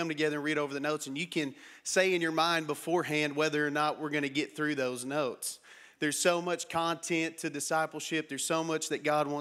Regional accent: Matador, Texas, United States; I grew up in Matador, Texas

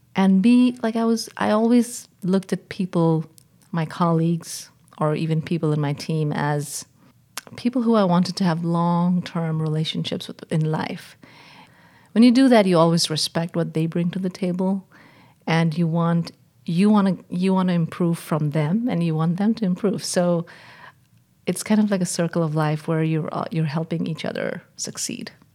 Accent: India; moved away as an adult; also born or lived in England / Washington; I was born and raised in India

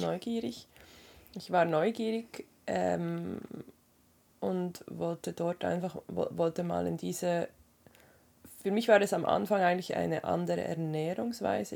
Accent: Switzerland; bei uns in der Schweiz

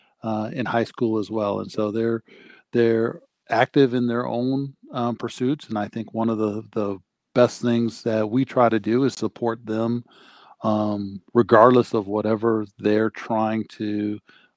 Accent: Minneapolis, Minnesota, United States; I'm from South Minneapolis. I'm a proud Southsider. And, you know, been there my entire life

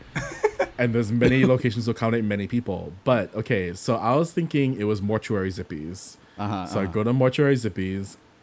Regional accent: Waipahu, Hawaii, United States; I'm from Waipahu

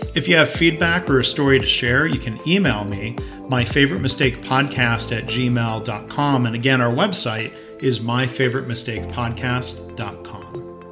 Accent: Detroit, Michigan, United States; part of my perspective was growing up around Detroit

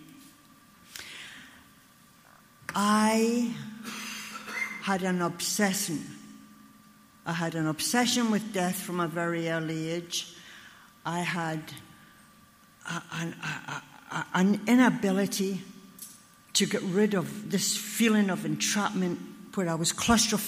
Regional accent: Glasgow, Scotland, United Kingdom; now in Ontario, Canada; I was born in Glasgow, Scotland

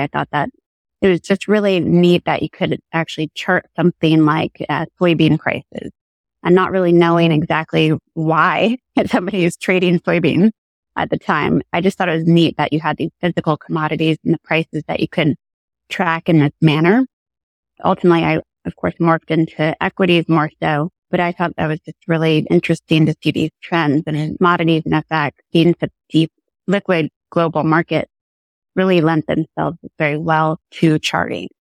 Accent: Connecticut, United States; also born or lived in New York City; I grew up in Connecticut and that's where I'm sitting right now in sunny Connecticut

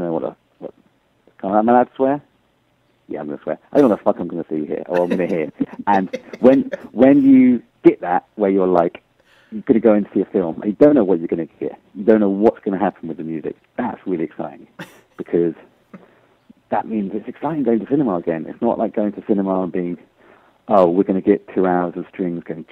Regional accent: United Kingdom; I'm a British citizen

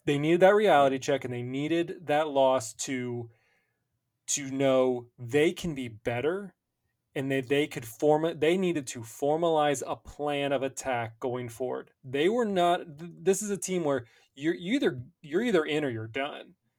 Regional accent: Cincinnati, Ohio, United States; I'm from Cincinnati

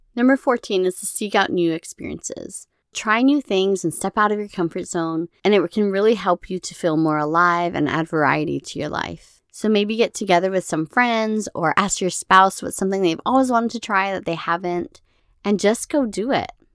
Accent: Hawaii, United States; moved away; growing up in Hawaii

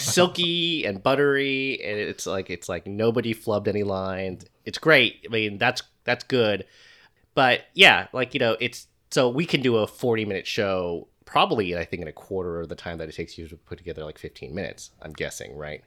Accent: United States; as an American

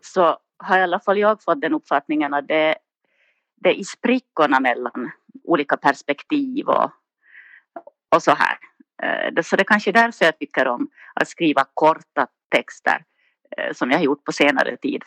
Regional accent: Nykarleby, Ostrobothnia, Finland; accent: Finland Swedish, Ostrobothnian; moved away as an adult; now in Sundbyberg, Sweden; Jag är från Finland, uppvuxen i Österbotten i en liten stad som heter Nykarleby

